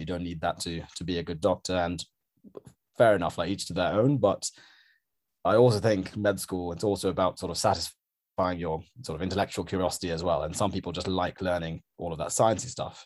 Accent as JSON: {"language": "English", "town": "Norwich", "region": "East of England", "country": "United Kingdom", "tie": "born or raised there", "also_born_or_lived": "Sri Lanka", "moved": "as an adult", "lives_now": "London, United Kingdom", "said": "I grew up in Norwich, so I had a relatively kind of small town"}